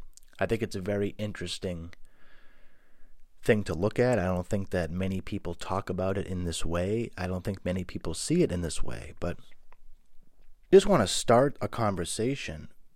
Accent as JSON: {"language": "English", "town": "Boston", "region": "Massachusetts", "country": "United States", "tie": "born or raised there", "said": "I grew up dirt poor in South Boston, Massachusetts."}